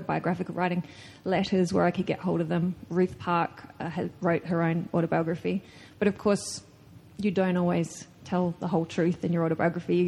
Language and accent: English; Australia; an Australian woman writer